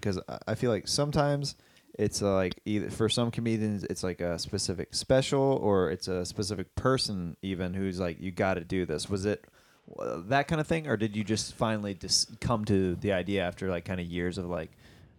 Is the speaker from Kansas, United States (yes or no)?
yes; Kansas, United States; now in Los Angeles, United States; I'm from Kansas